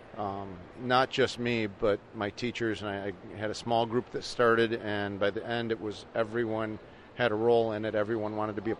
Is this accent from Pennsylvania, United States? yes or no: no; Franklinville, New York, United States; also born or lived in Texas; I was born and raised in Franklinville, grew up